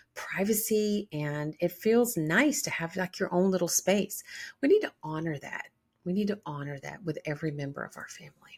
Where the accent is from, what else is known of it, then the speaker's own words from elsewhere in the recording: the South, United States; I was born in the South